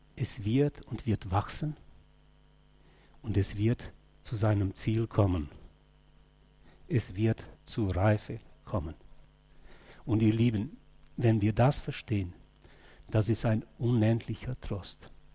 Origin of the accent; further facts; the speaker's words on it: Germany; als Deutsche